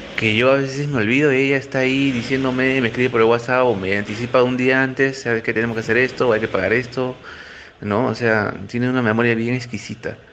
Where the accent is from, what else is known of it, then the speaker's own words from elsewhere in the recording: Arequipa, Peru; mi esposa es de Chimbote, yo soy de Arequipa